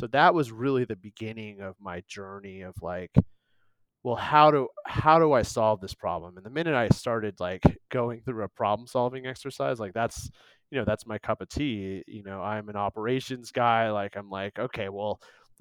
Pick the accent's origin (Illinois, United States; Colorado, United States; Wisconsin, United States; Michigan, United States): Wisconsin, United States; also born or lived in Atlanta, Georgia / San Francisco / Los Angeles; most of my life I've spent in Wisconsin